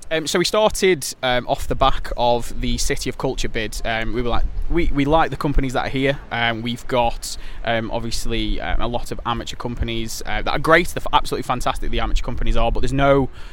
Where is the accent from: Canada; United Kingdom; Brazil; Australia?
United Kingdom; Stoke-on-Trent, West Midlands; I was born, bred, I grew up in Tunstall, went to school there